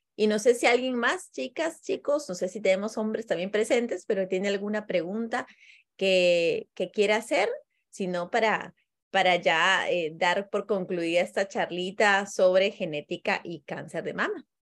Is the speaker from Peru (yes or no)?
yes; Peru; now in Costa Rica; yo soy peruana